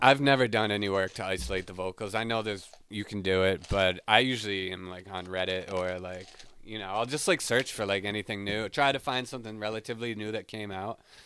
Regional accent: Smithfield, Rhode Island, United States; moved away as an adult; now in Boston, United States; I'm from Smithfield, Rhode Island

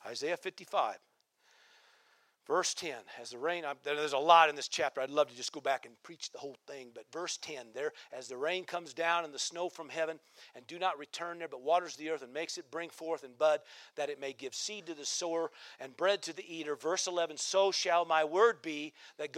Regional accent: Nebraska, United States; now in Central Oregon, United States; I grew up in Nebraska

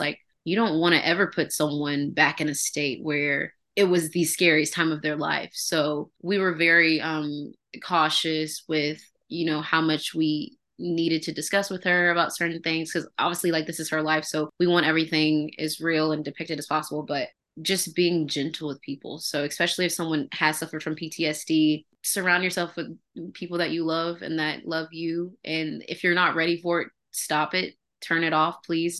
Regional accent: Alabama, United States; moved away as an adult; also born or lived in Mississippi; now in California, United States; I'm originally from the South, um, Alabama

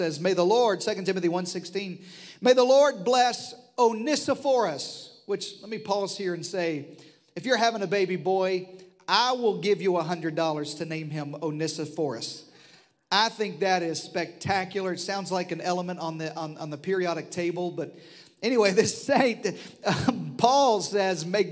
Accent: the Delta, eastern Arkansas, United States; moved away; I grew up in the Delta, the eastern side of Arkansas

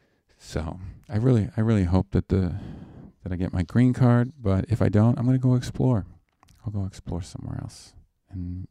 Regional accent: Canada; now in United States; I'm Canadian.

